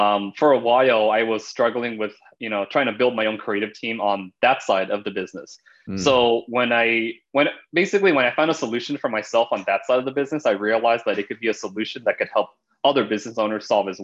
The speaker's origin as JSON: {"language": "English", "town": "Los Angeles", "region": "California", "country": "United States", "tie": "born or raised there", "said": "Born and raised in Southern California, Los Angeles area"}